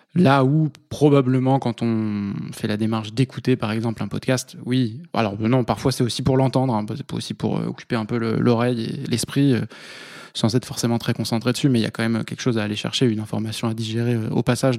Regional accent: Vendée, Pays de la Loire, France; moved away as an adult; also born or lived in Toulouse; now in Paris, France; je suis originaire de Vendée

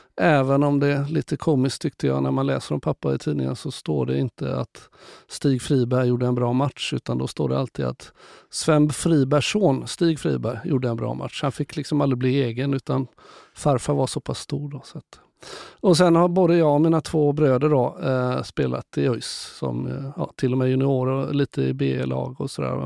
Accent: Gothenburg, Västra Götaland, Sweden; also born or lived in Karlstad / Skövde; 66 så flyttade mamma och pappa tillbaka till Göteborg. Så att då hamnade vi och jag i Kallebäck

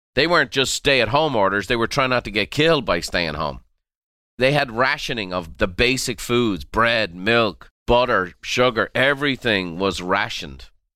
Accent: Ireland; growing up in Ireland

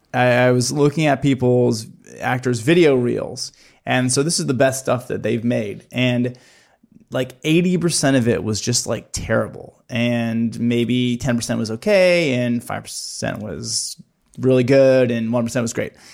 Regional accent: Midwest, United States; growing up in the Midwest

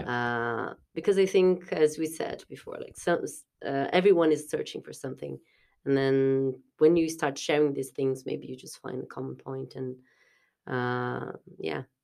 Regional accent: South Brazil, Brazil; moved away as an adult; also born or lived in Portugal; now in Dublin, Ireland; it's close to s, to where I'm from, it's south, south of Brazil

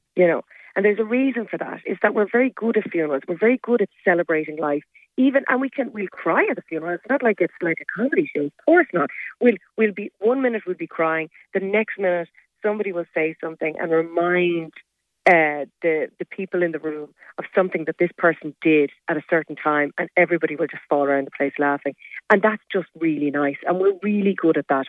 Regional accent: Kenmare, Munster, Ireland; moved away as an adult; I'm from Kenmare. You know, I grew up in Kenmare, and uh, I left when I was 18 to go to college

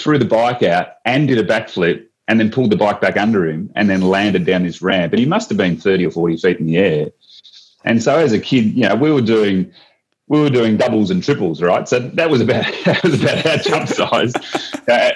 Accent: Inverloch, Victoria, Australia; I grew up in Inverloch in South Gippsland

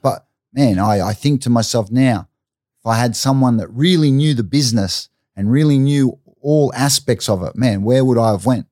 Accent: Brisbane, Queensland, Australia; I grew up, I grew up in Stafford or Everton Park, Stafford, uh, suburb of North Brisbane

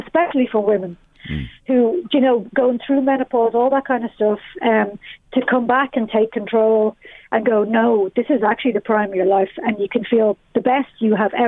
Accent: Balbriggan, Leinster, Ireland; now in Dublin, Ireland; I'm from Balbriggan

